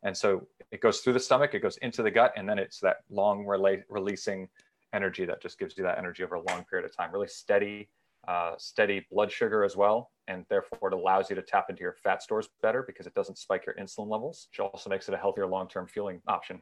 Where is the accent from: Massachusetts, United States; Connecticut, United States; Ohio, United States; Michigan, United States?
Connecticut, United States; Danbury; now in Summit, United States; I'm originally from Danbury, Connecticut. I now live in Summit, New Jersey